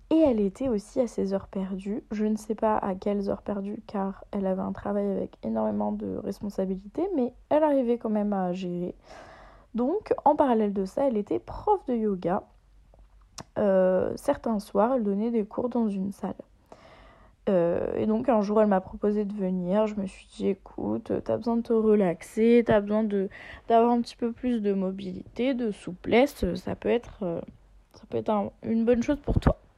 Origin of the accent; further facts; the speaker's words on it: Auvergne-Rhône-Alpes, France; La honte, parce que moi je viens de Haute-Savoie et je ne sais pas euh, faire la différence pour Flaine.